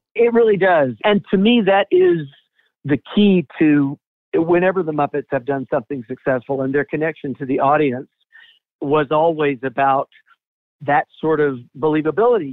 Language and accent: English; Atlanta, Georgia, United States; I'm from Atlanta originally. Still live here